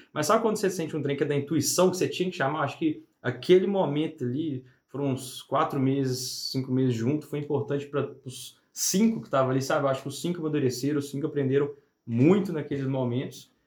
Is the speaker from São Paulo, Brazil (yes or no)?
no; Ponte Nova, Minas Gerais, Brazil; also born or lived in Belo Horizonte / Viçosa; eu sou de Ponte Nova, aqui uhum. do lado. Nasci, cresci lá